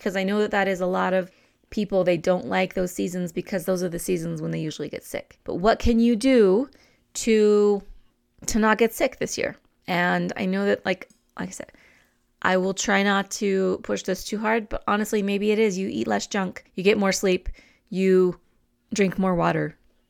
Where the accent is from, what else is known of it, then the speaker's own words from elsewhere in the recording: New Mexico, United States; I'm more of a roasted chili person because I'm from New Mexico.